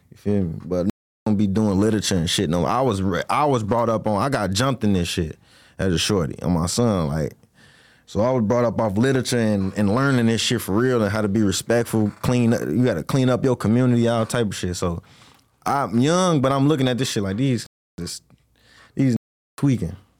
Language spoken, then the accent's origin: English; Jackson, Mississippi, United States; moved away; also born or lived in Chicago, Illinois; So, I was born in Jackson, Mississippi. I was born in Jackson, Mississippi. I moved to Chicago